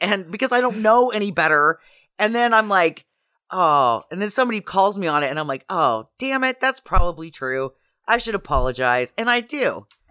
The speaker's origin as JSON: {"language": "English", "region": "Idaho", "country": "United States", "moved": "yes", "said": "I'm from Idaho"}